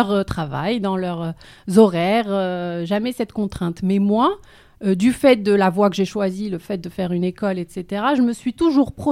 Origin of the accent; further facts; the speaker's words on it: Casablanca, Casablanca-Settat, Morocco; J'ai grandi à Casa